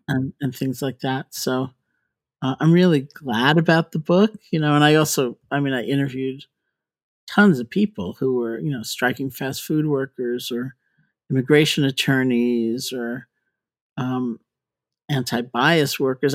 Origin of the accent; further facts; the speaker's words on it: New York, United States; I grew up in New York.